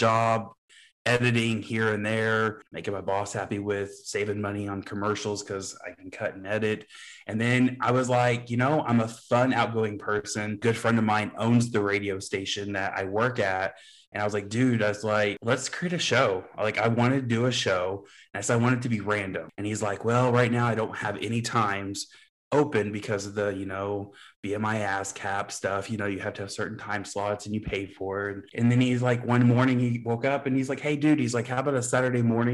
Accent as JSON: {"language": "English", "region": "Southern Illinois", "country": "United States", "also_born_or_lived": "New York / Kansas City", "said": "I'm from Southern Illinois."}